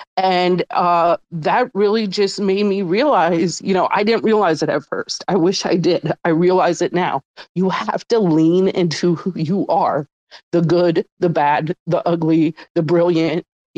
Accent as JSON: {"language": "English", "town": "New Orleans", "region": "Louisiana", "country": "United States", "said": "I'm from New Orleans, and they have a voodoo flavor and a crawtater flavor that just remind me when I was young and I used to go to concerts in New Orleans"}